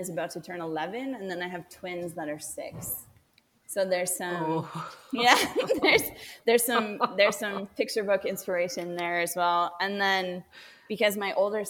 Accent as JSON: {"language": "English", "country": "Canada", "tie": "born or raised there", "also_born_or_lived": "Haiti", "moved": "as an adult", "lives_now": "Costa Rica", "said": "and then we moved back to Canada, and I grew up in Canada"}